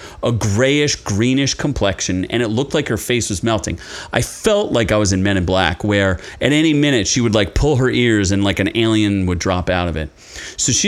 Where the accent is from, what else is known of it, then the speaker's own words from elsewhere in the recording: Philadelphia, Pennsylvania, United States; I'm from like the Philadelphia area and grits are pretty common around there